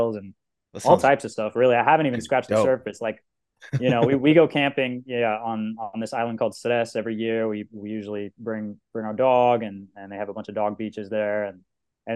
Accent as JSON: {"language": "English", "country": "United States", "moved": "as an adult", "lives_now": "Croatia", "said": "for me as an American, dumb American"}